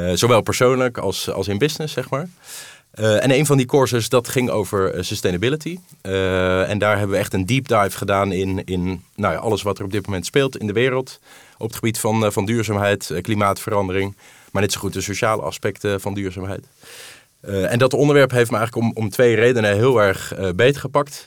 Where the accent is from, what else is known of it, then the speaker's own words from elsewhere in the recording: Netherlands; Ik ben van Nederland